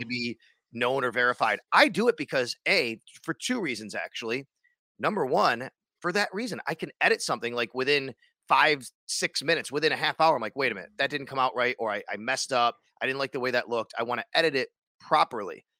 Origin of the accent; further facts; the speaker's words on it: Cheektowaga, New York, United States; now in Buffalo, United States; I grew up in Cheektowaga. I reside in the city of Buffalo right now